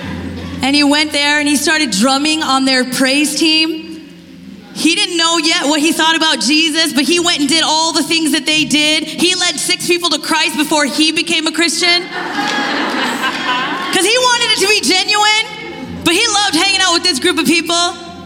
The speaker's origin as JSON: {"language": "English", "country": "India", "said": "I'm Indian."}